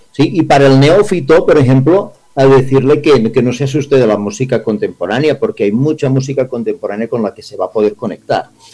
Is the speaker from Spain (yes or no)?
yes; Spain; now in Colombia; como español llegado a Latinoamérica